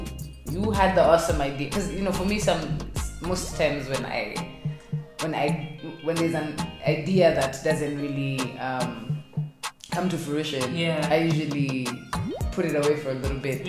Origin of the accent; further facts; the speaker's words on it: Kenya; being a woman, being Kikuyu, being a Kenyan